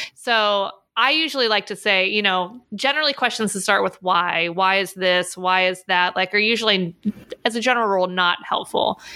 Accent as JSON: {"language": "English", "town": "Pittsburgh", "region": "Pennsylvania", "country": "United States", "tie": "born or raised there", "also_born_or_lived": "Orlando, Florida", "moved": "as an adult", "said": "I grew up in Pittsburgh"}